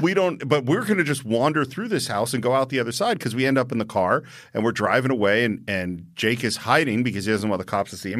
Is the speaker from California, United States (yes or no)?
yes; San Francisco, California, United States; now in Los Angeles, United States; I grew up in San Francisco